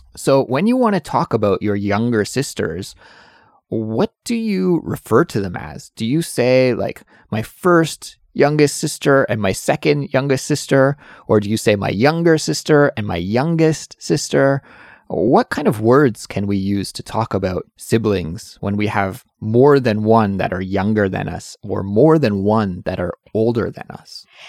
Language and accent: English; Canada; moved away